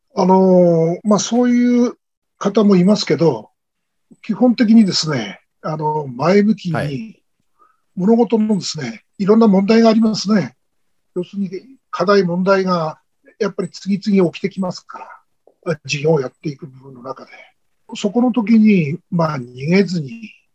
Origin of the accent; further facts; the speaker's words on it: Miyagi, Japan; 地元宮城県の佐藤先生と出会って